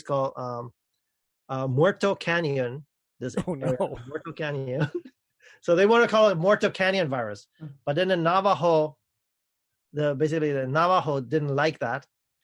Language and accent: English; Madrid, Community of Madrid, Spain; now in United States; I was born in Madrid